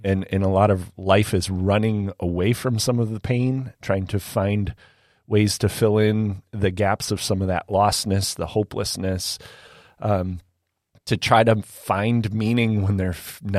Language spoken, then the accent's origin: English; Illinois, United States; growing up in the South Chicago suburbs, I'm like, all right, cool, you got me.